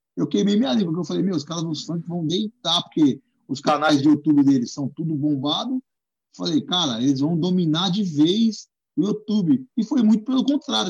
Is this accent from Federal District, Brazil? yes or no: no; Guarulhos, São Paulo, Brazil; moved away as an adult; also born or lived in Zona Norte, São Paulo; now in São Paulo, Brazil; sou de Guarulhos, né? Nascido e criado em Guarulhos. Hoje eu tô 10 anos aqui na Zona Norte, mas foi 30 anos de Guarulhos